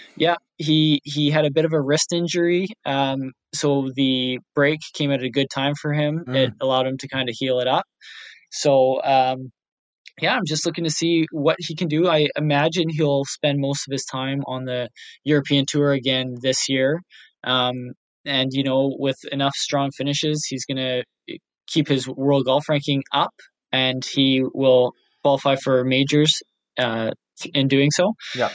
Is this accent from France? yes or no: no; Canada; We are Canadian. Our heritage, however, is Scottish